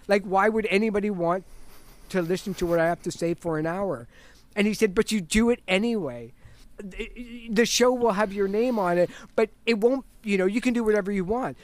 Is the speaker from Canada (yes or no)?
yes; Toronto, Ontario, Canada; also born or lived in Richmond Hill; I was born in Toronto.